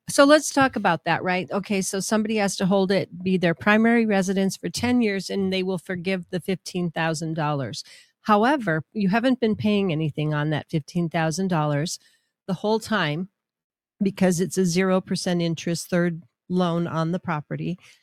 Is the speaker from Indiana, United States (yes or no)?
no; Minnesota, United States; now in Albuquerque, United States; growing up in Minnesota skiing on hills